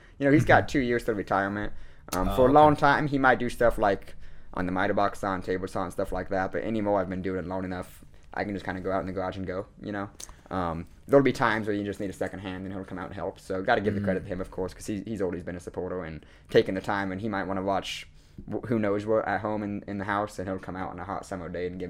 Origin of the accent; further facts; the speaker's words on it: Boone, Iowa, United States; also born or lived in Winterset, Iowa; So I grew up in Boone, Iowa, and then my junior year, 2015, I actually moved to Winterset.